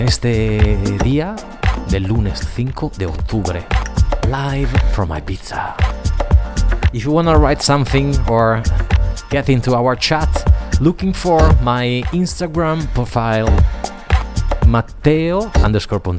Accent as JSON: {"language": "Spanish", "town": "Genoa", "region": "Liguria", "country": "Italy", "tie": "born or raised there", "second_language": "Spanish", "moved": "yes", "lives_now": "Ibiza, Spain", "said": "saludo a Génova, mi pueblo, donde está Max escuchándome. Italia, Liguria, Génova."}